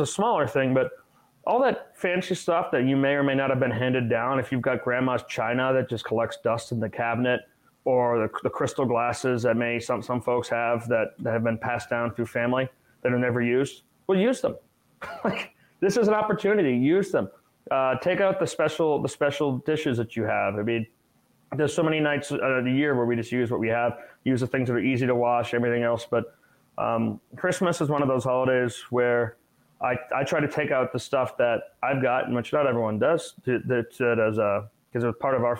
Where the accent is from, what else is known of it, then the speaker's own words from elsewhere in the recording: Massachusetts, United States; growing up in Massachusetts